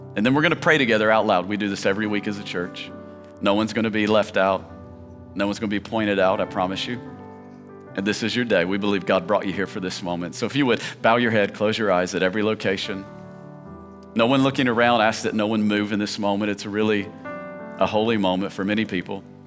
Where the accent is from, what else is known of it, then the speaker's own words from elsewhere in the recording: Tennessee, United States; I grew up in Tennessee, and there they would say, Preacher.